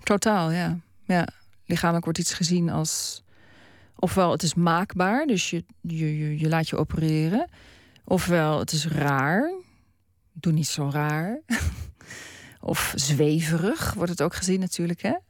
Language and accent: Dutch; Netherlands; moved away as an adult; now in Australia; ik ben een Nederlander